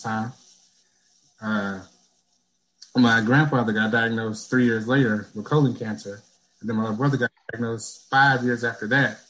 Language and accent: English; Baton Rouge, Louisiana, United States; moved away; also born or lived in North Carolina; I'm originally from Baton Rouge, Louisiana